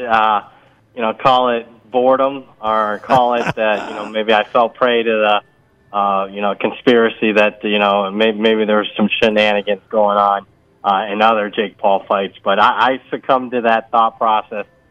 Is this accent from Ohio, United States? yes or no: yes; Ohio, United States; moved away; I grew up in Ohio